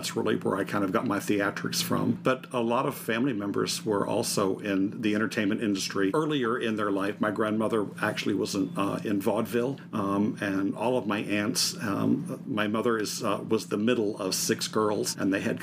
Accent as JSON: {"language": "English", "town": "Melbourne", "region": "Florida", "country": "United States", "tie": "born or raised there", "also_born_or_lived": "Orlando, Florida / San Diego, California", "moved": "as an adult", "lives_now": "California, United States", "said": "I was born and raised in Florida, and born over on the eastern side, on the Melbourne, over by Melbourne Beach"}